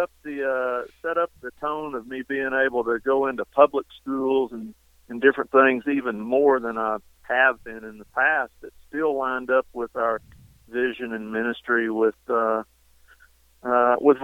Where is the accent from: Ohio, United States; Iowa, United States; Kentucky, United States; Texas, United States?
Texas, United States; Eastland; here in Eastland, where my hometown is.